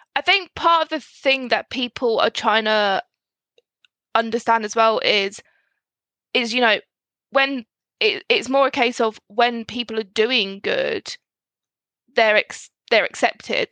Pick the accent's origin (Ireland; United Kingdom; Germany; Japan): United Kingdom; Scotland; especially being Scottish